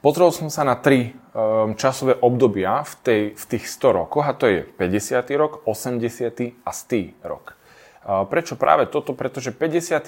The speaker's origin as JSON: {"language": "Slovak", "country": "Slovakia"}